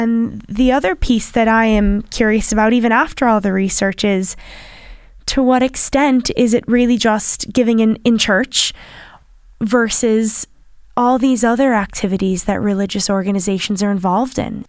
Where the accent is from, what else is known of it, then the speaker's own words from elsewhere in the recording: United States; accent: American; now in Ireland; my American accent